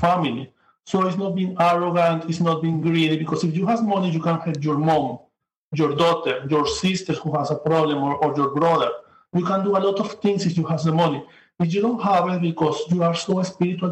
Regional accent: Venezuela; moved away as an adult; now in New York, United States; I come from Venezuela. I'm living now in New York, but I work in Amazon, Venezuela. I have 6 years living here.

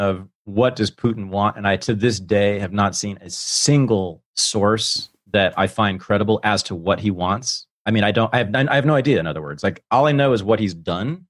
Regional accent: United States; as an American

